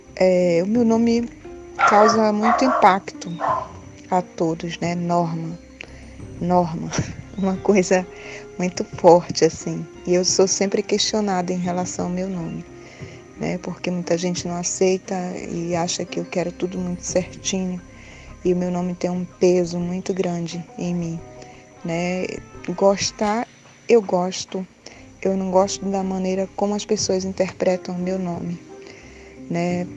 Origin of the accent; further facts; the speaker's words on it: Belém, Pará, Brazil; now in Bragança, Brazil; Eu sou de Belém do Pará, mas eu moro em Bragança do Pará